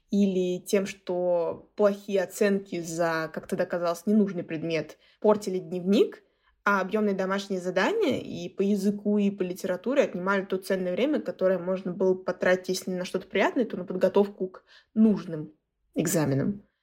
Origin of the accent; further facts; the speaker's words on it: Russia; Даже несмотря на то, что мы выросли в Кряшинской деревне, нам привили такую любовь к